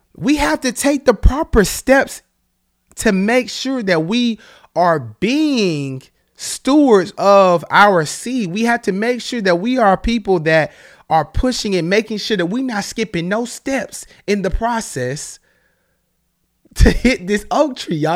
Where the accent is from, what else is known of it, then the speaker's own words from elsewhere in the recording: the South, United States; now in Charlotte, United States; I'm from the South